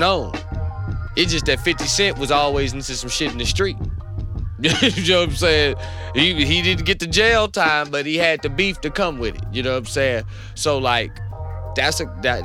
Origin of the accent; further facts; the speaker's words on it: North Carolina, United States; I'm from North Carolina.